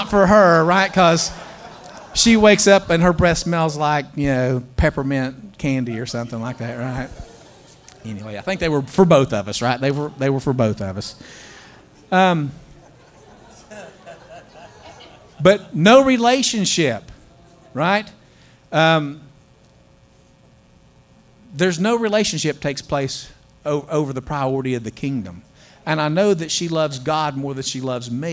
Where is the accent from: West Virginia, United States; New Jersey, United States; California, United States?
West Virginia, United States; moved away; I am a slap hill billy. I mean, I grew up in West Virginia, in the mountains of West Virginia